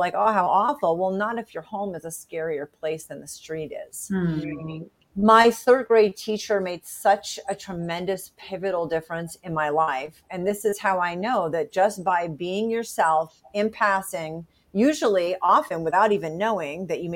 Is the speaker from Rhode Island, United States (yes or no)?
yes; Rhode Island, United States; moved away; I did fly back to where I grew up in Rhode Island 21 years ago